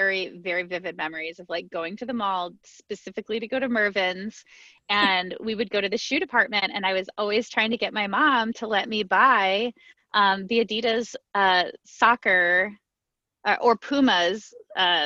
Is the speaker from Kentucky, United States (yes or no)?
no; Tucson, Arizona, United States; also born or lived in Phoenix, Arizona; So I was born in Tucson, lived in Tucson until I was 13. Then my family relocated to Phoenix, did high school in Phoenix